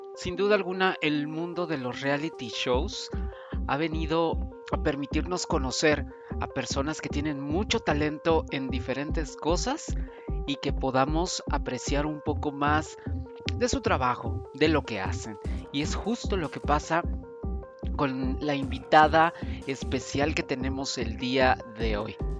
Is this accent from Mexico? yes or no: yes; Veracruz, Mexico; Ella y yo somos paisanos, los dos somos de Veracruz